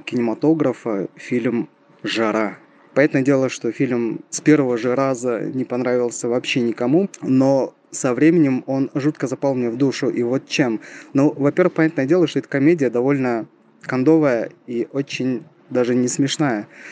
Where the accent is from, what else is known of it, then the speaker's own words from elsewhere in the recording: Shymkent, Kazakhstan; я из Казахстана, из самого южного города этой страны, из города Шимкент